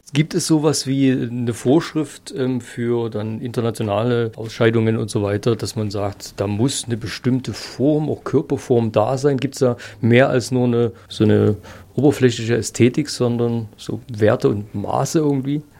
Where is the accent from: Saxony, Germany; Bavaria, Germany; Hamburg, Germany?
Saxony, Germany; bei uns in Sachsen